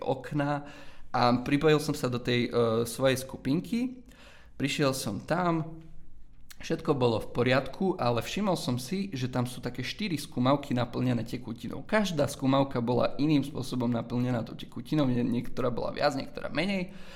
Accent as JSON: {"language": "Slovak", "town": "Zemplínske Hradište", "region": "Košice Region", "country": "Slovakia", "moved": "as an adult", "lives_now": "Plzeň, Czech Republic", "said": "Pochádzam z malej dedinky menom Zemplínske hradište"}